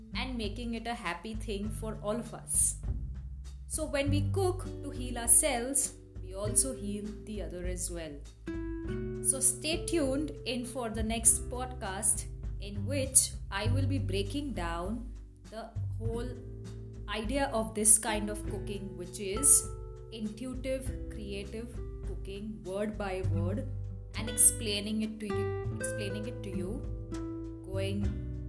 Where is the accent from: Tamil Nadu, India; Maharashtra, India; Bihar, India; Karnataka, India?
Maharashtra, India; Mumbai; moved away as an adult; now in Bir, India; I am originally from Mumbai